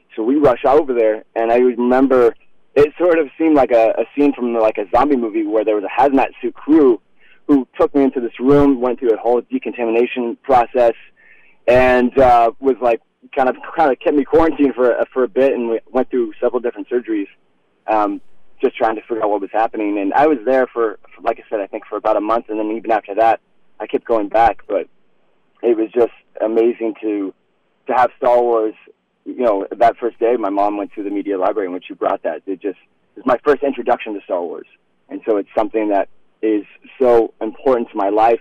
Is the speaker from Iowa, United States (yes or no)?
yes; Iowa, United States; I grew up in Iowa, and I had uh, I grew up on an exotic farm.